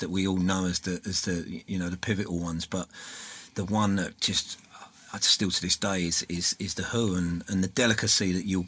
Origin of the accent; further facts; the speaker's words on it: London, United Kingdom; now in South Shore, Massachusetts, United States; when I was growing up in London